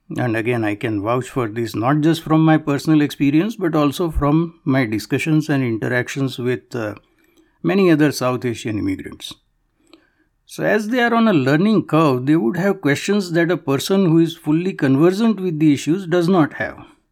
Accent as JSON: {"language": "English", "country": "Canada", "said": "it is a stain on my soul as a Canadian"}